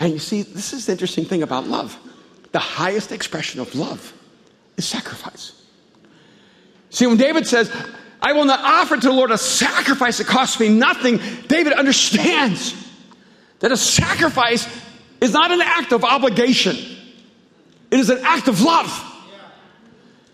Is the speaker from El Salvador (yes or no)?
yes; El Salvador; moved away